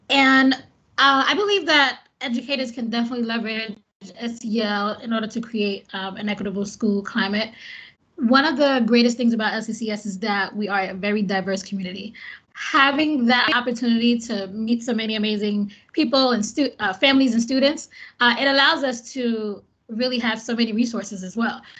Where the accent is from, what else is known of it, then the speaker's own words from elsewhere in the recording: India; now in United States; I'm American, but I'm from India.